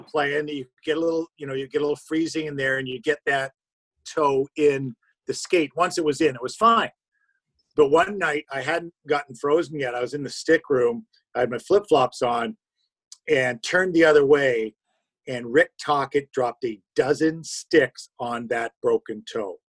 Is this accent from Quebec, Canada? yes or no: no; Toronto, Ontario, Canada; also born or lived in Timmins, Ontario; I am from Timmins, and the easiest way I first describe it, it's about 600 miles north of Toronto